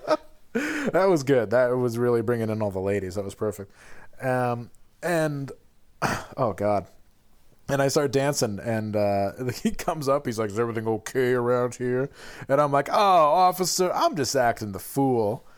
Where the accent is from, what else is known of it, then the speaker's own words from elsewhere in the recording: Glens Falls, New York, United States; moved away; I just have absorbed the spirit of my hometown